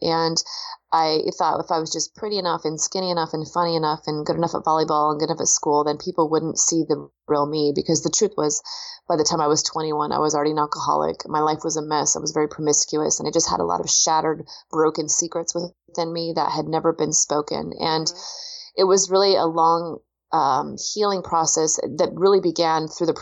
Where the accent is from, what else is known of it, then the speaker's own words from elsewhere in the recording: Pacific Northwest, United States; I grew up out in the Pacific Northwest in the rainy Northwest